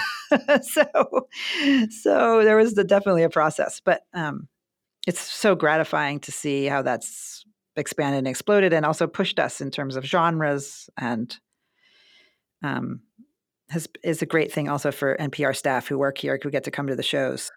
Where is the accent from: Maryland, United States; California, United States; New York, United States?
Maryland, United States; Baltimore; moved away as an adult; also born or lived in Grinnell; I grew up in Baltimore